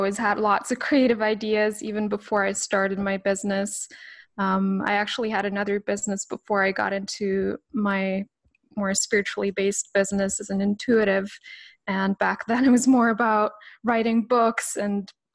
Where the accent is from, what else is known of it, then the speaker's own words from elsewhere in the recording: Canada; also born or lived in Switzerland; now in British Columbia, Canada; I had just come back to Canada, which is my beloved childhood home